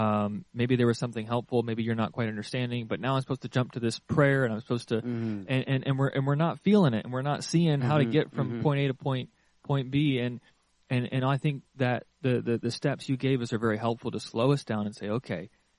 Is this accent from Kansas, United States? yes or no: yes; Kansas, United States; moved away; I'm from Kansas